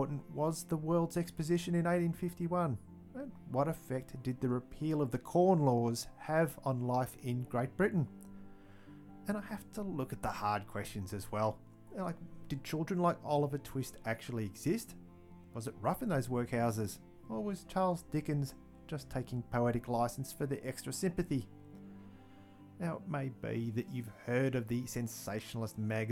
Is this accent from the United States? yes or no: no; Australia; accent: Antipodean; also born or lived in Victoria, Australia; I'll be your Antipodean host for the podcast. And yes, I'm sure my accent gave that away anyway